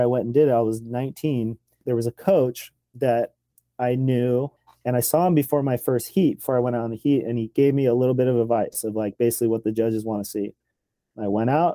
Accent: Los Angeles, California, United States; also born or lived in Oxnard, California; I was born in Venice, California, and grew up there just skateboarding

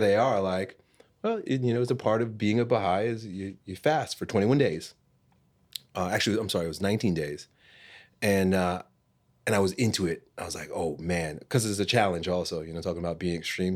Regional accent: Long Island, New York, United States; growing up in Long Island, New York

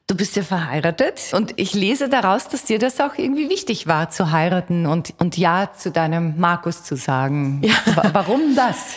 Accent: Austria; now in Vienna, Austria; ich bin zum Beispiel am Land aufgewachsen

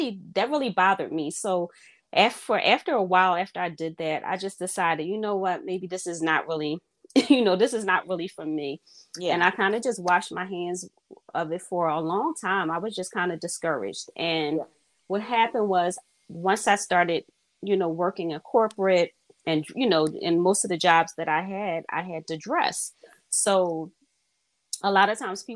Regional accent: Philadelphia, Pennsylvania, United States; I am from Philadelphia, born and raised

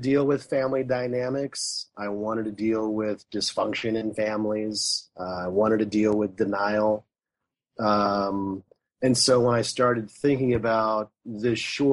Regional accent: Marion, Indiana, United States; moved away; Being from Indiana, it was kind of a homecoming. I grew up in Marion

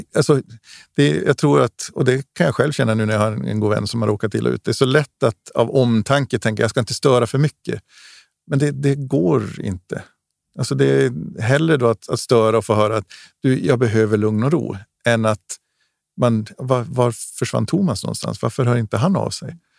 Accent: Gällivare, Norrbotten County, Sweden; livet hemma i Gällivare, ute i skog och mark

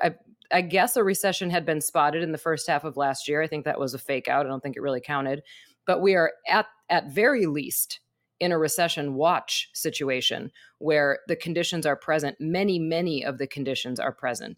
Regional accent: Wisconsin, United States; moved away; I'm from Wisconsin

